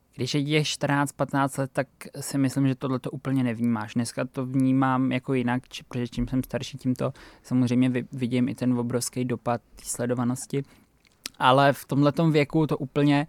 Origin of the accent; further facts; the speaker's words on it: Czechia; u nás doma na Šumavě